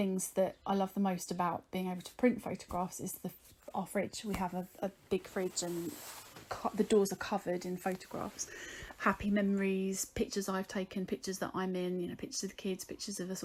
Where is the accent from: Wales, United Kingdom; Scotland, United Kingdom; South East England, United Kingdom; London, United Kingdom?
South East England, United Kingdom; Whitstable; I'm from Whitstable in Kent.